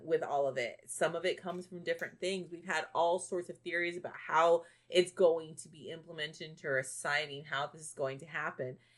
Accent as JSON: {"language": "English", "town": "Bishop", "region": "Texas", "country": "United States", "tie": "born or raised there", "said": "the west side of my hometown of Bishop"}